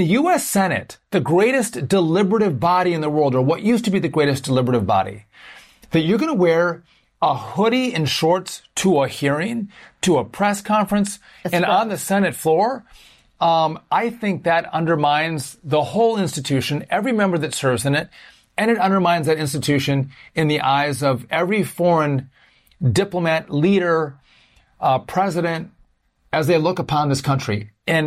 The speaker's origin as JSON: {"language": "English", "region": "Wisconsin", "country": "United States", "said": "I'm from Wisconsin."}